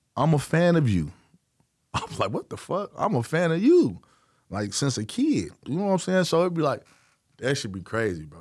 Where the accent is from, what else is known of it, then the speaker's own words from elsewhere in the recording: Chicago, Illinois, United States; I'm from Chicago